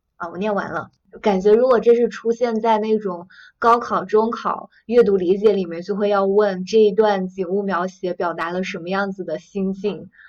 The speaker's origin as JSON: {"language": "Chinese", "country": "China", "said": "我们作为一个中国人"}